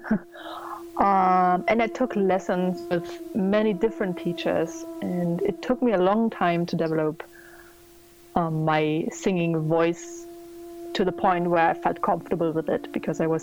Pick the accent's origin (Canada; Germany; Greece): Germany; I'm from Germany